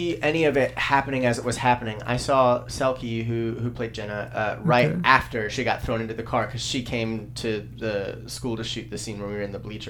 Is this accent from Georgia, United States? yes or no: yes; Georgia, United States; moved away as an adult; I'm from Georgia, originally, a small town in Georgia.